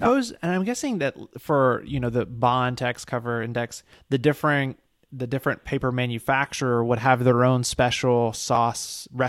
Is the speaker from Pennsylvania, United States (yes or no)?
no; Mississippi, United States; And I'm from Mississippi.